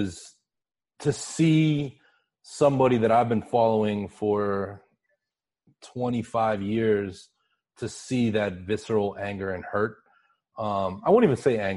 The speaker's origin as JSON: {"language": "English", "town": "Pittsburgh", "region": "Pennsylvania", "country": "United States", "tie": "born or raised there", "said": "I grew up in Pittsburgh, which is, I grew up about 30 minutes from the Ohio border."}